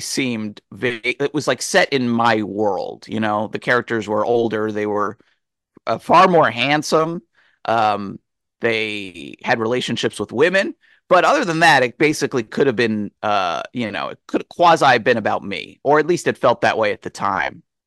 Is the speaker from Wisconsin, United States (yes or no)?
no; near the setting of Chasing Amy, New Jersey, United States; it was set in basically my hometown